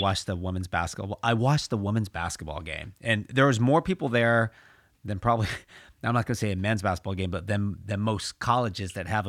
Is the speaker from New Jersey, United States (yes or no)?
no; California, United States; I'm from California.